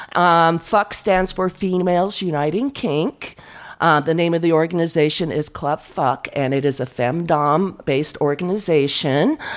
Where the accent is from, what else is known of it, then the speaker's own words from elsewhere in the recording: San Diego, California, United States; I grew up in San Diego